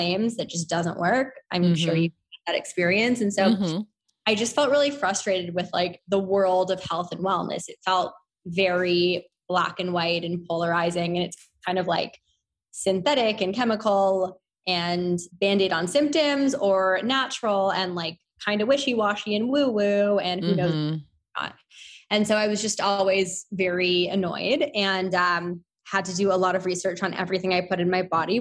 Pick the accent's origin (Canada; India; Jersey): Canada; Toronto, Ontario; also born or lived in Victoria, British Columbia; So grew up in Toronto. I'm Canadian